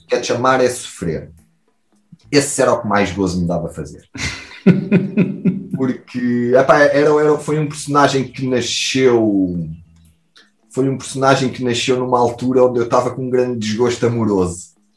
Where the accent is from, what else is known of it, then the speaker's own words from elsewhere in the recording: Portugal; nós, como bom Tuga